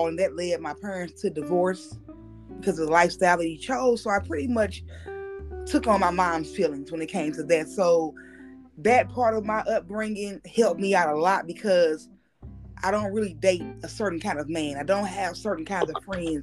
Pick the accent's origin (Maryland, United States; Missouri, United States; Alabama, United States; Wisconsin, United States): Missouri, United States; St. Louis; I'm from St. Louis. I grew up North St. Louis